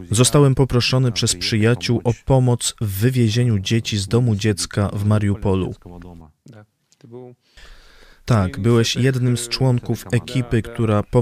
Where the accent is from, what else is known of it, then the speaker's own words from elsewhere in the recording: Kyrgyzstan; also born or lived in Russia; now in United States; Urodziłem się i wcześniej mieszkałem w Kirgizji. Moja babcia pochodziła z Odessy w Ukrainie, ale ja urodziłem się w Kirgizji. W 2009 roku wyemigrowałem z Rosji do Ameryki.